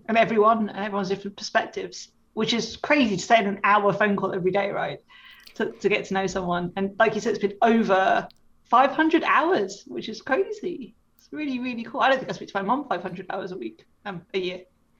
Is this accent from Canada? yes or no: no; England, United Kingdom; accent: English; it's a little bit later in England, as you can probably tell from my accent.